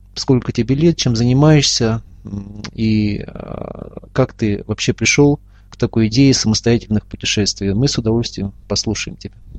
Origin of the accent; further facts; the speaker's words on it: Ufa, Bashkortostan, Russia; в моем родном городе Уфе, столице Республики Башкортостан